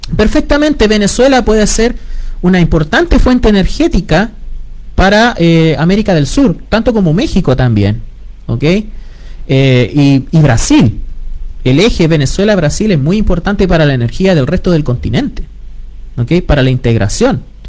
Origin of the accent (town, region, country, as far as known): Chile